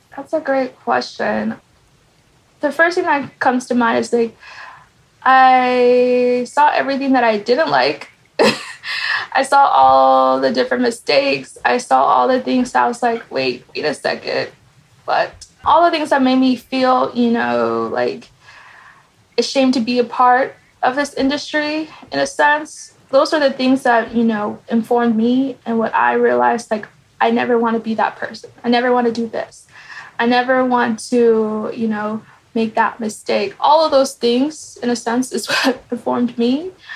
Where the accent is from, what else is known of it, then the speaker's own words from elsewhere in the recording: Kansas, United States; also born or lived in Nairobi, Kenya; I grew up in Kansas, Topeka, and Lawrence.